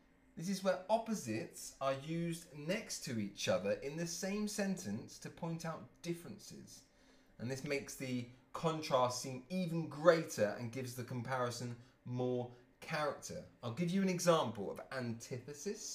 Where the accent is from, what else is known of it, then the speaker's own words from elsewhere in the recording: Cambridge, East of England, United Kingdom; I'm from Cambridge, England